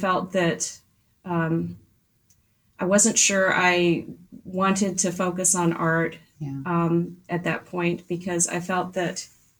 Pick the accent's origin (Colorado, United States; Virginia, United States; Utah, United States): Virginia, United States; moved away; also born or lived in Delaware; So I was raised in Virginia, and the town I grew up in is very small, maybe 17,000 people.